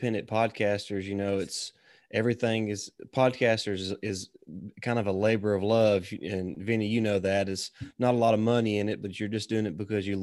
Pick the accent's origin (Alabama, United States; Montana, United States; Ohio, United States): Alabama, United States; born or raised there